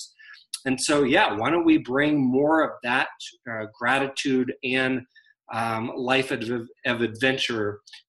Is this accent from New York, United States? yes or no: no; Virginia, United States; now in Denver, United States; So I live in Denver, Colorado, but I grew up in Virginia, still have family back in the East Coast.